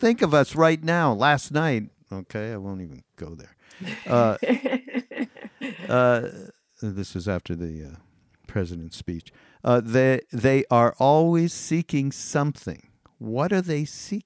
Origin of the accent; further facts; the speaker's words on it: Montreal, Quebec, Canada; I grew up as Jewish in Montreal, in Canada